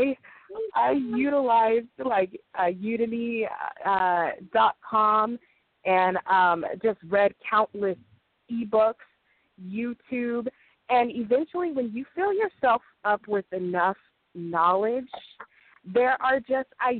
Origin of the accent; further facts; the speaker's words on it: Los Angeles, California, United States; I'm from Los Angeles, California, and I have a small publishing company